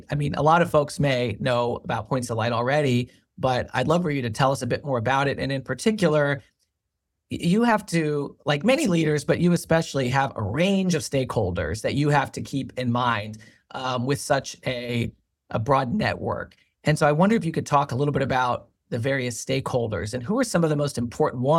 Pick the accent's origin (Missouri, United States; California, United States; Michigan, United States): Missouri, United States; Kansas City; my hometown, Kansas City